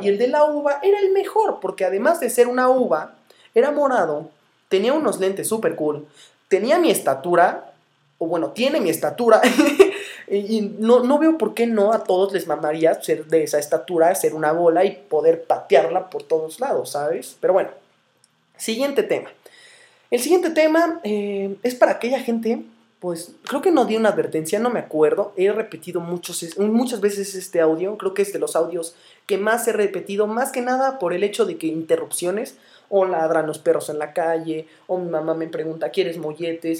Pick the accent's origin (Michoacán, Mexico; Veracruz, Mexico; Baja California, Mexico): Michoacán, Mexico; Morelia; soy de Morelia, estoy orgulloso de ello